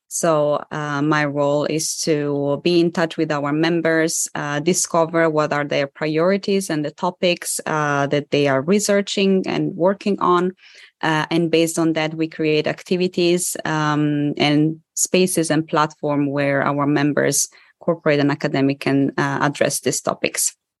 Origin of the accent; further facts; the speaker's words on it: Italy; moved away; my parents are Polish, but I was born and raised in Italy.